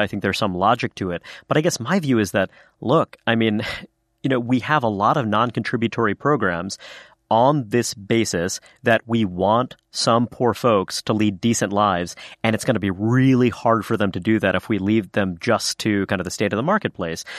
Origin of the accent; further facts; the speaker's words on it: New York City, New York, United States; I am a son of immigrants, uh, you know, kind of born and raised in New York City